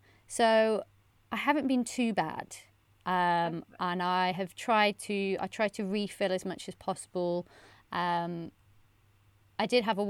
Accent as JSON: {"language": "English", "town": "Bristol", "region": "South West England", "country": "United Kingdom", "moved": "as an adult", "lives_now": "Wellington, New Zealand", "said": "But since moving here, I think I'm really lucky that I came from Bristol to Wellington, two super eco-friendly cities, so it's not been bad."}